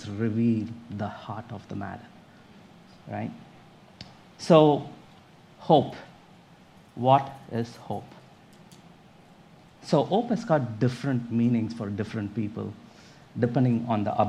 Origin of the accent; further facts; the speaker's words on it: India; accent: Indian; moved away as an adult; now in United States; I'm from India. You might get an Indian accent also from me. I was born and raised up there, and when I was 29, I moved into this country.